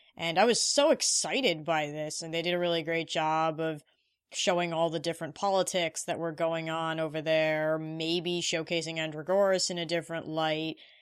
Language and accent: English; India; I am Indian